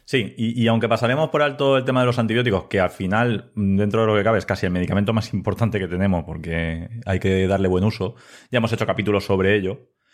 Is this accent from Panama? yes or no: no; Elda, Valencian Community, Spain; also born or lived in Ibi; trabajo en Ibi, aunque yo soy de Elda.